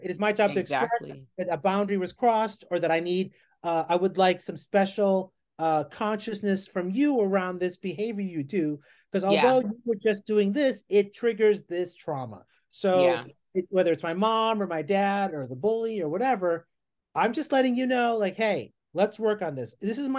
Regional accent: Philippines; but then I'm a very specific look, right? I'm Filipino.

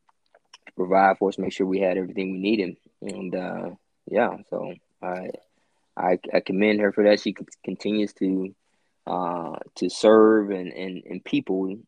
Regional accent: Petal, Mississippi, United States; also born or lived in Meridian, Mississippi / Richland, Mississippi; we got to Petal, Mississippi. It's near Hattiesburg. That's where I did all of my grade school from first grade all the way through high school

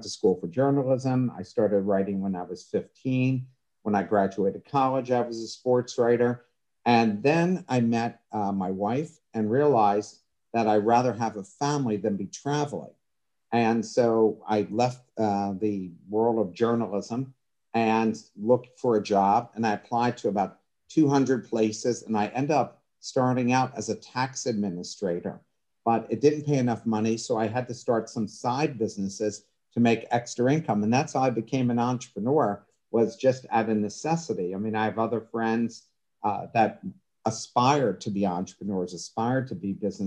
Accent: Coatesville, Pennsylvania, United States; I was born and raised in Coatesville, which is outside of Philadelphia, about 30 miles outside of Philadelphia

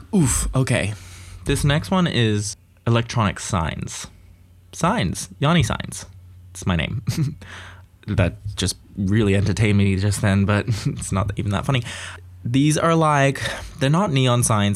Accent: Australia; growing up in Australia, you get lots of opportunities

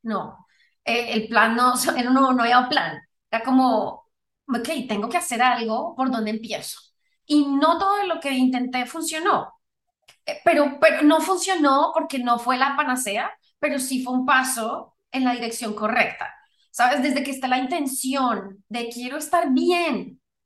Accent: Colombia; yo soy originalmente de Colombia

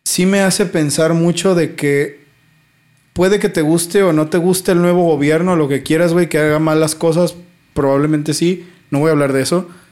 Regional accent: Mexico; como mexicano

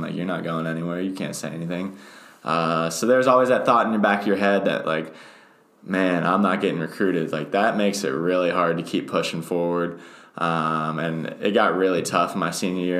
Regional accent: State College, Pennsylvania, United States; I'm actually from State College. I've lived here my entire life

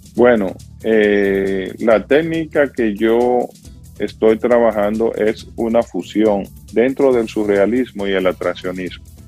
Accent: San José de las Matas, Santiago, Dominican Republic; moved away as an adult; also born or lived in New York, United States; now in Pennsylvania, United States; en mi pueblo natal, San José de las Matas

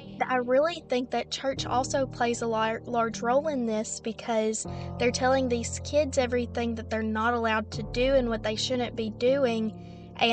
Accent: the Bible Belt, United States; Growing up in the Bible Belt

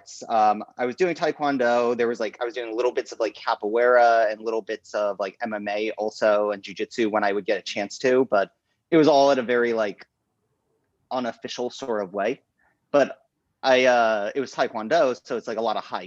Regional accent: Delaware, United States; moved away as an adult; also born or lived in New York / Florida; now in New York City, United States; I was born in New York, moved to Florida, moved to Delaware, that all before the time I was 10. So by the time I was like 10, I was in Delaware. I lived like in Delaware

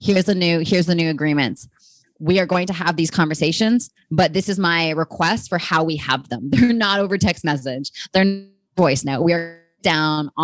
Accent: Canada; now in United States; being a Canadian, no one really cares about politics up there. Whereas when I moved to America

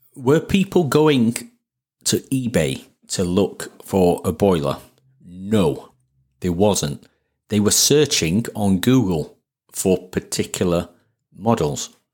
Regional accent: Sheffield, Yorkshire and the Humber, United Kingdom; accent: Sheffield; it's my Sheffield accent

